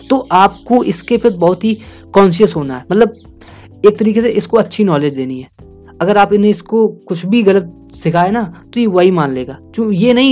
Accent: India; क्योंकि देखिए हम इंडिया से हैं और हम इंडियन ऑडियंस को ये सब सुना रहे हैं

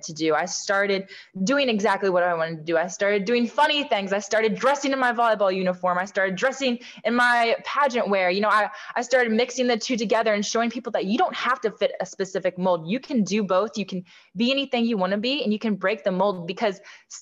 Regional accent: Southern Indiana, United States; Growing up in Southern Indiana

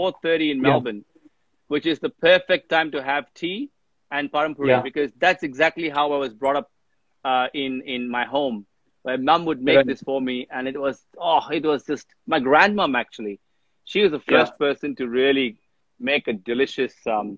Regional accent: India; now in Australia; when I was growing up in India

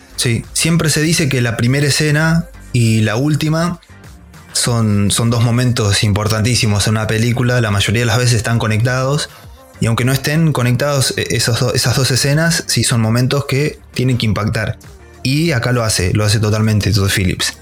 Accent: La Pampa, Argentina; yo soy de La Pampa, bien el interior, un pueblito totalmente random.

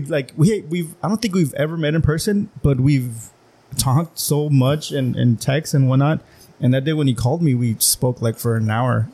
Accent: Calexico, California, United States; I grew up in in Las Pichoneras, you know, low income

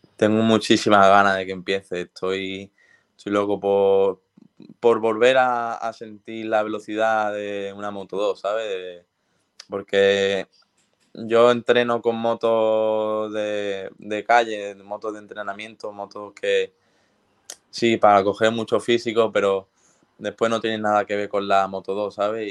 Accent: Spain; siendo español

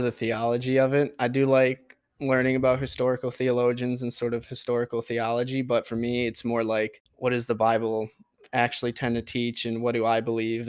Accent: Port Huron, Michigan, United States; I grew up in Port Huron

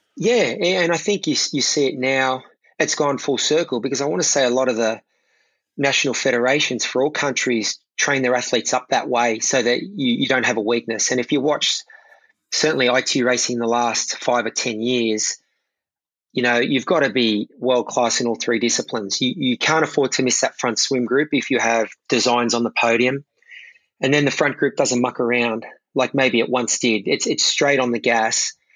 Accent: Sydney, New South Wales, Australia; watching the Sydney Olympics in my hometown

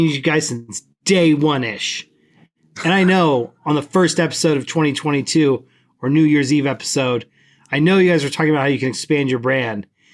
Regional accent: Southern California, United States; I grew up in Southern California

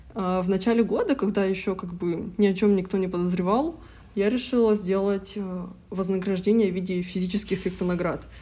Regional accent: Yekaterinburg, Sverdlovsk Oblast, Russia; я самородом из Екатеринбурга

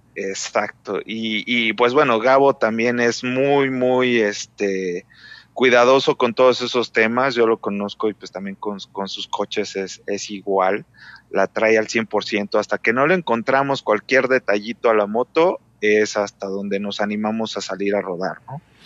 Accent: Mexico City, Mexico; moved away as an adult; now in Aguascalientes, Mexico; yo soy de la Ciudad de México, pero este, pues he conocido muchos lugares, la verdad es que llevo tres años viviendo acá

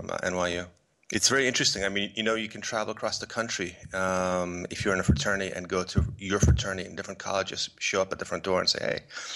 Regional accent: East Coast, United States; also born or lived in Poland; now in Los Angeles, United States; I'm originally from Poland. And my mother took me to the States when I was a kid. I grew up on the East Coast

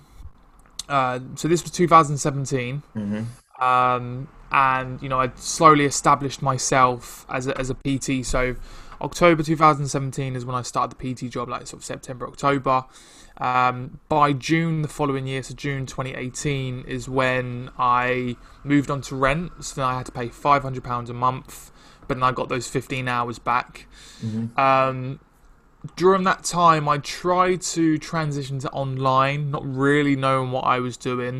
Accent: Ipswich, East of England, United Kingdom; moved away as an adult; also born or lived in London; now in Chelmsford, United Kingdom; I'm from Ipswich, which is it's kind of close. So I'm from Ipswich

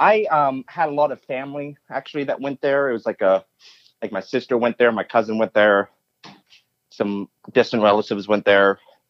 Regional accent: Pennsylvania, United States; also born or lived in Florida / Orlando, Florida / New York; Well, I was born in Florida, and then a young age in elementary school, moved to Pennsylvania.

